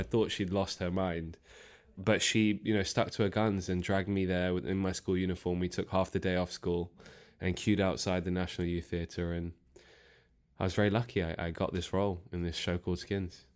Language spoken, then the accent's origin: English; London, United Kingdom; I was born and raised in Northwest London, Harrow